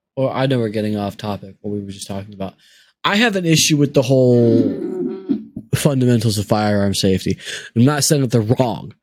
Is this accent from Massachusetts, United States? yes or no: no; Maricopa County, Arizona, United States; he was the sheriff in my hometown for 24 years